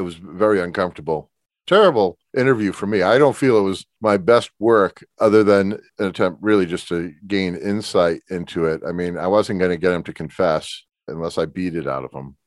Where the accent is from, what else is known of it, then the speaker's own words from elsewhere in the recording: Springfield, Massachusetts, United States; I grew up on Lake Lorraine